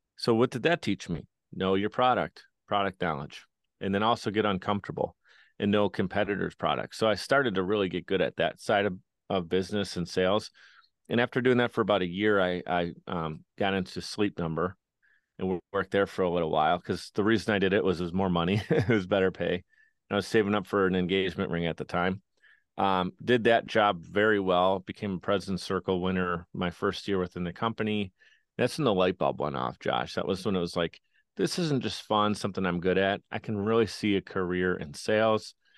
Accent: Buffalo, New York, United States; I grew up in Buffalo, New York

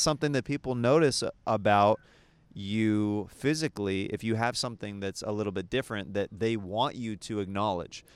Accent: Kansas, United States; the way I was raised in Kansas

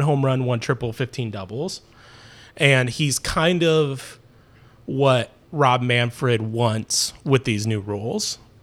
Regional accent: Terre Haute, Indiana, United States; I'm from Terre Haute, Indiana

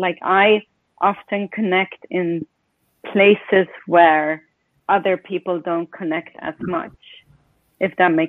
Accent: Sweden; English is a second language; also born or lived in Estonia / England / Spain / Peru; now in United States; I'm from everywhere. I grew up in Sweden. My family is Estonian. I've lived in Sweden, Estonia, England, Spain, Peru, and the United States.

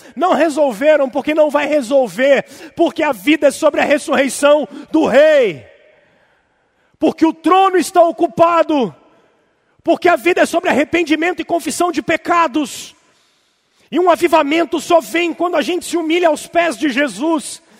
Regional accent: Brazil; bom brasileiro e reformado

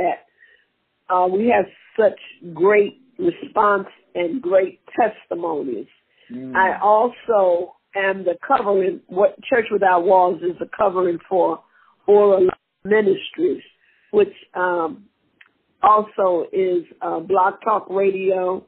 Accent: Tennessee, United States; moved away; also born or lived in Mississippi; Born in Mississippi, raised in Tennessee

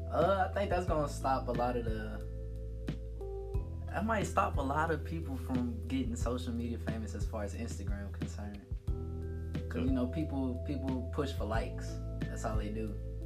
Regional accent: New Orleans, Louisiana, United States; I'm from New Orleans, born and raised, so you know that's my area code.

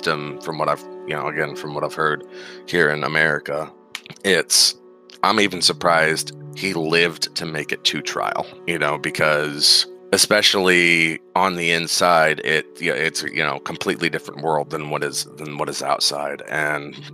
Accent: Pennsylvania, United States; moved away as an adult; now in Nebraska, United States; where I grew up in Pennsylvania, just a really, really small town

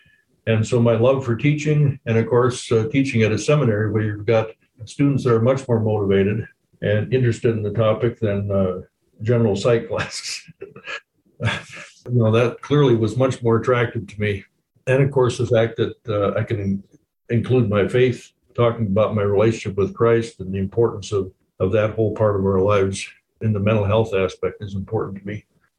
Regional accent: Japan; Well, as Lindsay was saying, I grew up in Japan with missionary parents, and then my father was a pastor of LB churches here in Minnesota and Washington for a few years as well.

